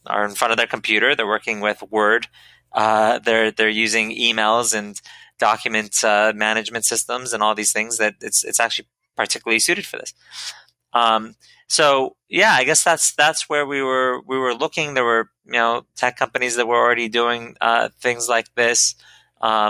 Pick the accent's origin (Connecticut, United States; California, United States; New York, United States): California, United States; Silicon Valley; I grew up in Silicon Valley